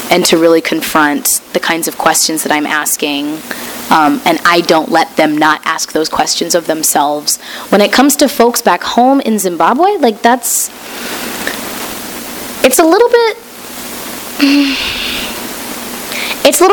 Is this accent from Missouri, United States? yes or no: yes; Missouri, United States; I grew up in Missouri